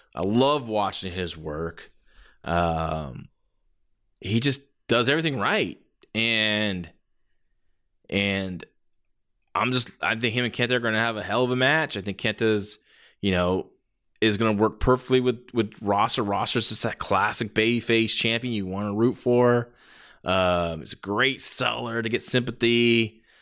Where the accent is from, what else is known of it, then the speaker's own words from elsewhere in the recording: San Jose, California, United States; my hometown, San Jose